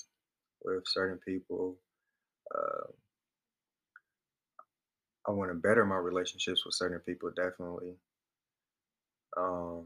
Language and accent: English; Atlanta, Georgia, United States; moved away; I'm from